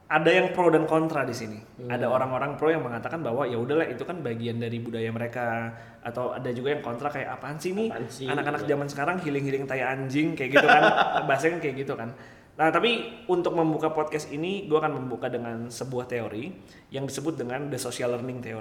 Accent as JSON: {"language": "Indonesian", "town": "South Jakarta", "region": "Jakarta", "country": "Indonesia", "tie": "born or raised there", "said": "Kayak gini, gue lahir di Jaksel juga. Eh enggak, maksudnya gini, gue apa namanya besar di Jaksel juga."}